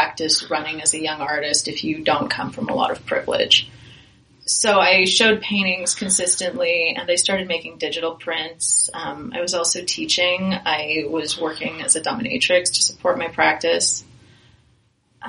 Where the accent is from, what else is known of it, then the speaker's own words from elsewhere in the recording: Fountain Valley, California, United States; I grew up in Fountain Valley